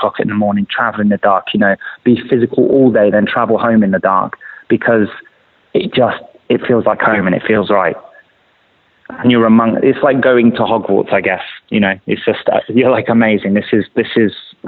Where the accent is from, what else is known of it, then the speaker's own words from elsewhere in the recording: London, United Kingdom; I grew up in London